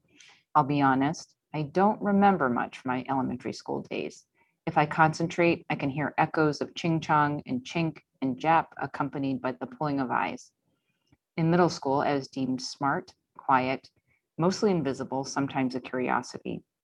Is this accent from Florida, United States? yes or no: no; Birmingham, Alabama, United States; Growing up in Birmingham, Alabama, when my mother went to enroll me in school, she was asked to select my race, white or colored.